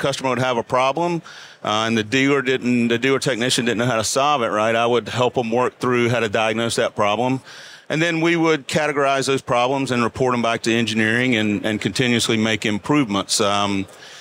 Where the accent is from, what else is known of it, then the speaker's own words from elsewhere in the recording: Dunn, North Carolina, United States; I grew up in eastern North Carolina, a little town called Dunn